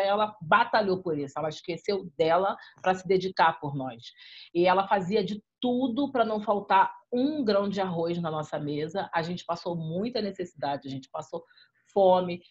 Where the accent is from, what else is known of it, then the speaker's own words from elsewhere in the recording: Rio de Janeiro, Brazil; also born or lived in Cinco Bocas favela (Brás de Pina, Rio de Janeiro); fui criada no Parque Esperança, parte da minha vida